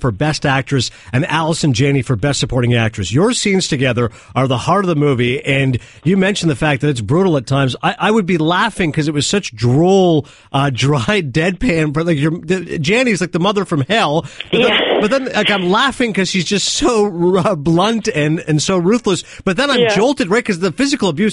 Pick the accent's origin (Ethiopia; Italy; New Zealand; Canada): Canada; I'm Canadian.